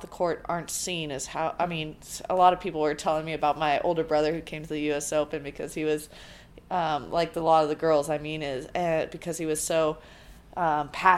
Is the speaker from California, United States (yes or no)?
yes; San Diego, California, United States; I grew up in California where tennis was, especially Southern California, where tennis is very booming